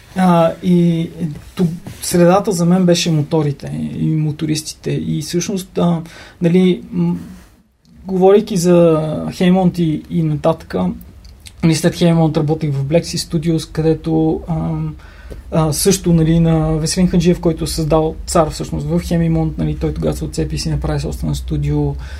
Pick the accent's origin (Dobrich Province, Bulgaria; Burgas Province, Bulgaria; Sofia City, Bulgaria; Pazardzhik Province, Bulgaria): Burgas Province, Bulgaria; Sozopol; moved away as an adult; now in Sofia, Bulgaria; аз съм от Созопол